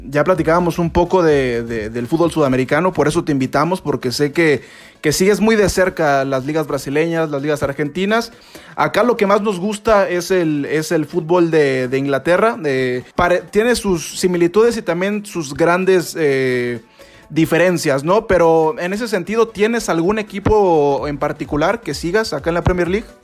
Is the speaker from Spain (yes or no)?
no; Mexico; a nosotros como afición mexicana